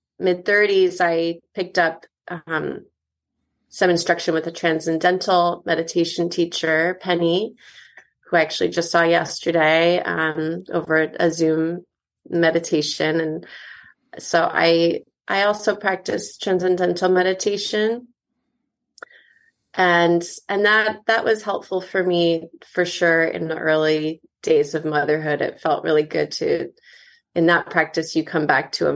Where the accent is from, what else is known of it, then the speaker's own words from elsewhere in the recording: Connecticut, United States; moved away as an adult; also born or lived in Ithaca / New York City; now in Los Angeles, United States; I was born and raised in Connecticut